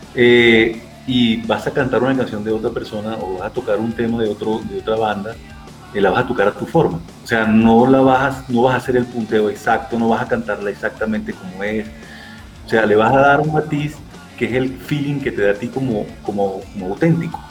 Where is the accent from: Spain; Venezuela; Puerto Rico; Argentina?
Venezuela; accent: Venezuelan; moved away as an adult; now in Bogotá, Colombia; como se habrá podido dar cuenta por mi acento, aunque tengo tres años aquí en Colombia, soy venezolano